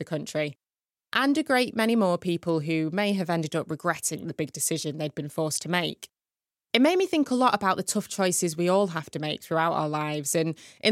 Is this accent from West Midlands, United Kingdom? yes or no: no; Manchester, North West England, United Kingdom; my hometown, Manchester